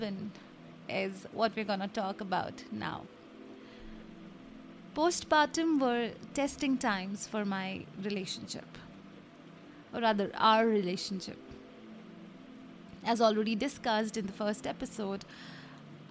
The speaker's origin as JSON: {"language": "English", "country": "India", "said": "I come from India, and a lot of Indian families have on an average of 4 to 8 people living together. We are 7"}